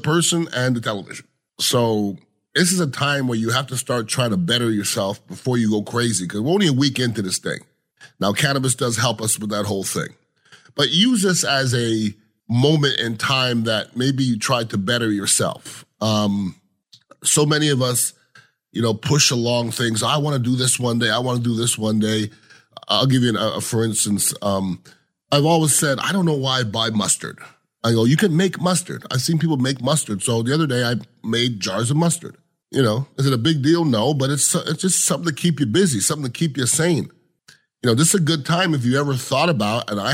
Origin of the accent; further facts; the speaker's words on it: Canada; moved away; I am a Canadian, grew up with Canadians, and we like to drink